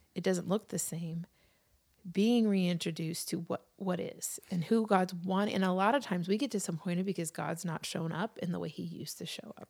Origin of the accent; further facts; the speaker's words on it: New York City, New York, United States; my experience as a kid growing up in New York City at Christmas time